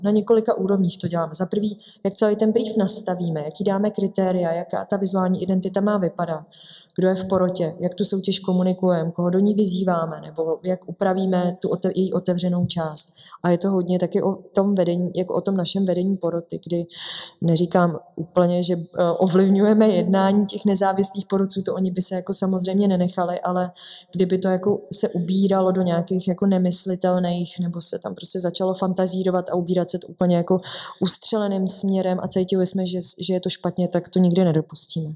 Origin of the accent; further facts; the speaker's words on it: Litoměřice, Ústí nad Labem Region, Czechia; moved away; já sama jsem z Litoměřic, takže já jezdím domů poměrně mhm. často.